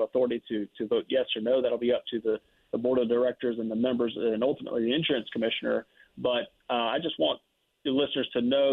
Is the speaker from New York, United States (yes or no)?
no; Lake Charles, Louisiana, United States; I'm from the Lake Charles area